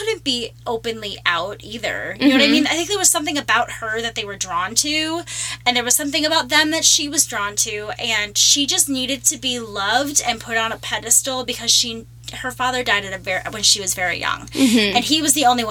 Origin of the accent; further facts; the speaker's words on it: Minnesota, United States; We're both from Minnesota